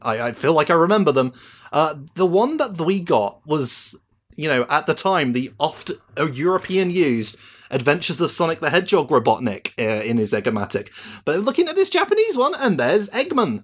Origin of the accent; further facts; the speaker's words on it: United Kingdom; I'm British